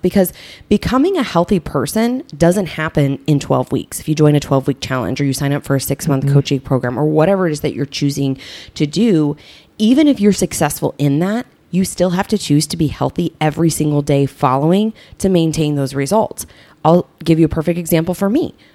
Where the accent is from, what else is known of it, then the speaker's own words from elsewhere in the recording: Southern Illinois, United States; I grew up in Southern Illinois